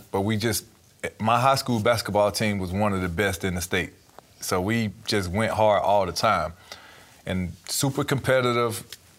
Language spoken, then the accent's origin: English; Shellman, Georgia, United States; just growing up in Shelman, Georgia, small town, everybody knows everybody.